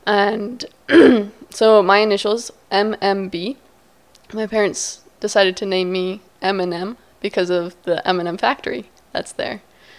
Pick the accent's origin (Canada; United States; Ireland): United States; Virginia Beach, Virginia; Well, I'm from the Virginia Beach, so I'm from the beach.